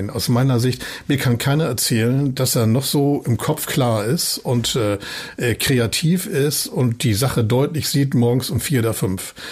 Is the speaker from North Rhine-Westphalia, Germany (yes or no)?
no; Hamburg, Germany; Das ist meine Heimat, auch wirklich gerne hier bin und hier lebe. Äh, aber zu glauben, wir seien der Nabel der Welt und alle gucken nun, was sagen Hamburger dazu